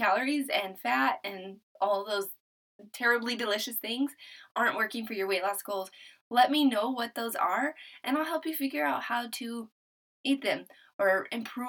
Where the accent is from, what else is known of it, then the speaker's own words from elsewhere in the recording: New Mexico, United States; now in Texas, United States; I'm from New Mexico. Originally, we're living in Texas. We're military